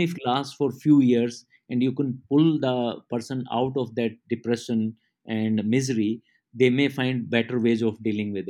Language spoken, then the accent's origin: English; Mandola, Haryana, India; moved away; I come from a very small rural agricultural part of India, and Haryana is a small village called Mandola. And while growing up, I did all the agricultural work